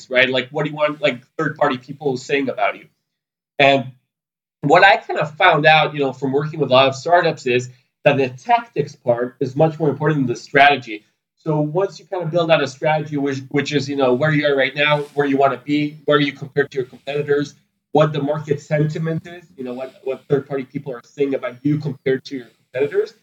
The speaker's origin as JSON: {"language": "English", "town": "Sunnyvale", "region": "California", "country": "United States", "tie": "born or raised there", "moved": "yes", "lives_now": "Israel", "said": "I was born here in Israel, grew up in California, in Sunnyvale"}